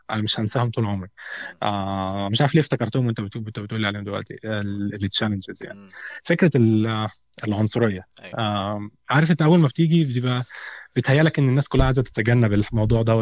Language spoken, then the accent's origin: Arabic; Egypt; فبقول له انا من مصر وانت منين؟